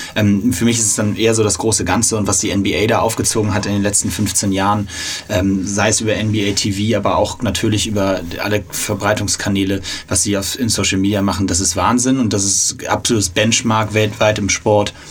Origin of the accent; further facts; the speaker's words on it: Hamburg, Germany; für mich zugegebenermaßen als Hamburger